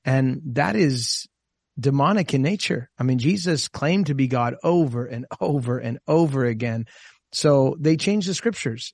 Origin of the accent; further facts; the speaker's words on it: Costa Mesa, California, United States; my home church where I grew up in Costa Mesa